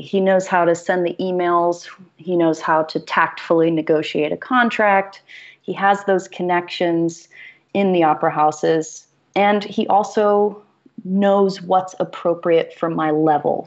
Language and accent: English; Greensboro, North Carolina, United States; moved away; I didn't have opera in my hometown. Um, I'm from Greensboro, North Carolina.